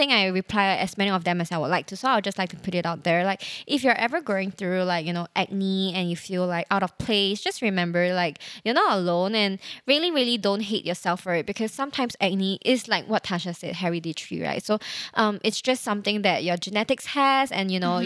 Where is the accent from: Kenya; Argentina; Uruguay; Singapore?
Singapore; a Singaporean who takes public transport a lot